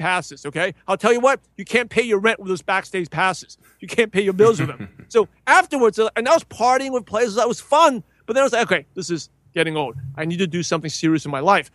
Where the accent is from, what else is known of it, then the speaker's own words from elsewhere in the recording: New York City, New York, United States; I was born and raised in the Brooklyn, New York